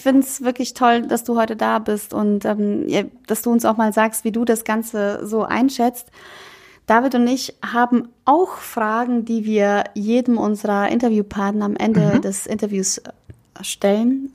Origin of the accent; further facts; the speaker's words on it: Bosnia & Herzegovina; now in Germany; Bei uns in Bosnien